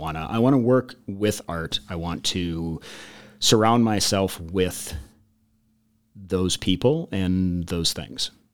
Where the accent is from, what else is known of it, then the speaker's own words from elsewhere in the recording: Midwest, United States; Coming, coming from, like, the Midwest and growing up in the Midwest